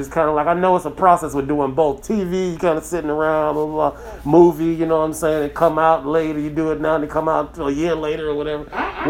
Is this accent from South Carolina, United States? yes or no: no; Ann Arbor, Michigan, United States; I'm from Ann Arbor